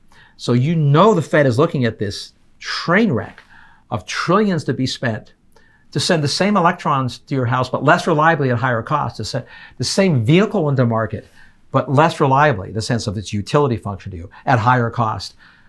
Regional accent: Canada; now in United States; I'm an immigrant. I came from Canada, adopted this country.

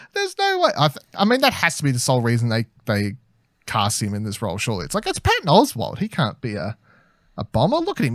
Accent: Australia; as an Australian

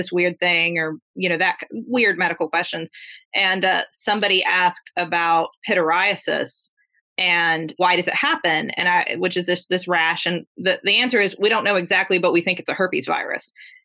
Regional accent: Huntington, West Virginia, United States; We grew up together. So we're from Huntington, West Virginia. We grew up here

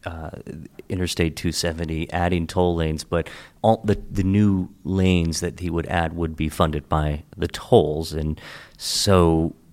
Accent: Hagerstown, Maryland, United States; moved away; I grew up in Hagerstown and born and raised

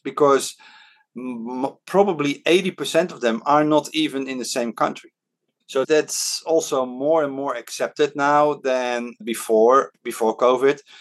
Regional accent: Netherlands; first language Dutch; English is a second language; now in Hong Kong; when I was growing up in the Netherlands

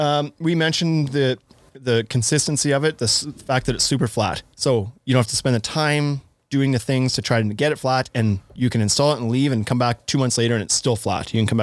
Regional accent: Canada; I'm from Canada.

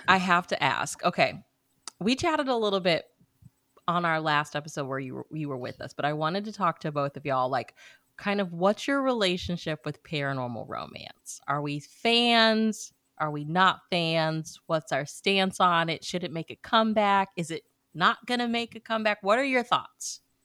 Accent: Missouri, United States; moved away; my hometown back in Missouri, it, it, hosts the state fair

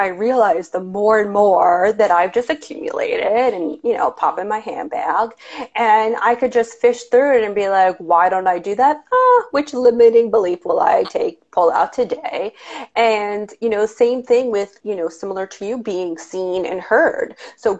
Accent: New York, United States; accent: New York; people think I have a crazy New York somewhat accent

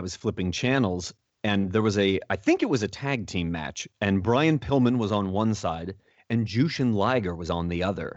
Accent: United States; as an American in the 80s

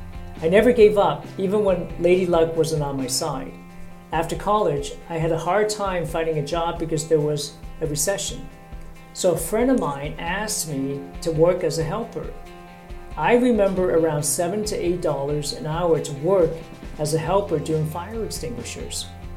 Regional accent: Sri Lanka; moved away as an adult; also born or lived in Middle East; now in Canada; Prior to coming to my new country, I grew up in Sri Lanka and spent some time in the Middle East, where I worked as a welder fitter

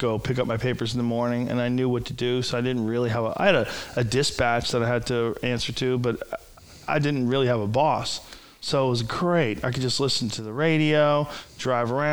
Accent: Boston, Massachusetts, United States; moved away; growing up in Boston

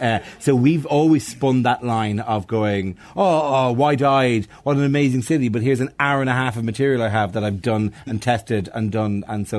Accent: Bray, Ireland; I'm from Bray.

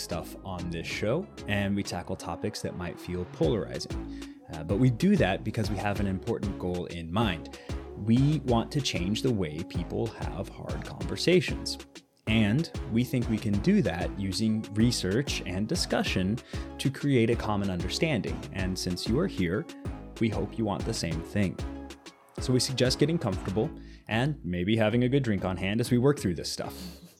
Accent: Midwest, United States; But listen, we are what we are. And what we are is Americans from the Midwest.

